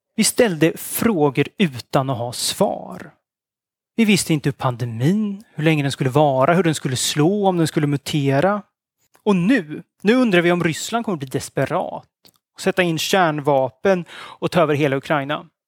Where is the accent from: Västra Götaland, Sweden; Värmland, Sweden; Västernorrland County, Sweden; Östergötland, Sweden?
Östergötland, Sweden; I Östergötland, där jag kommer ifrån